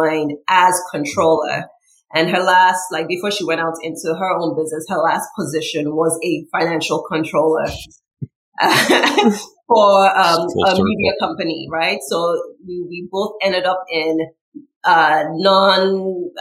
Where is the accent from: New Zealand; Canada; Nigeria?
Nigeria; moved away as an adult; also born or lived in New York City, United States; now in United States; I came from Nigeria to go to college here